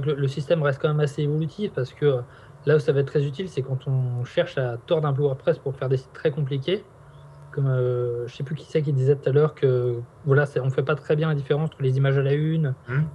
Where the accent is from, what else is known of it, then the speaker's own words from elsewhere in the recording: Nantes, Pays de la Loire, France; on est nantais